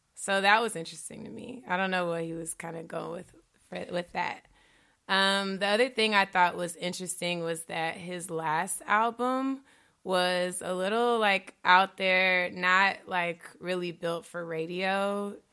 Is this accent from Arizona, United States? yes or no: no; Stone Mountain, Georgia, United States; moved away as an adult; now in Chicago, United States; I'm from Stone Mountain originally, too. I actually went to high school with his brother